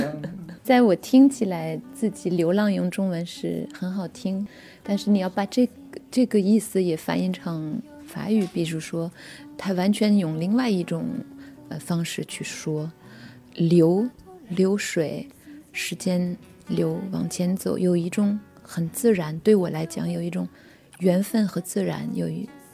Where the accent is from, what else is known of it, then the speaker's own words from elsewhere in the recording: France; Chinese is a second language; moved away as an adult; 我也是从法国来的，就背的一个大书包